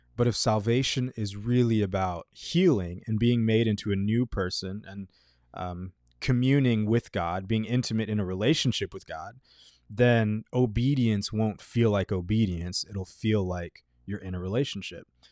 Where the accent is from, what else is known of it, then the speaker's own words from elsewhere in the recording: Texas, United States; in middle school, uh, growing up in Texas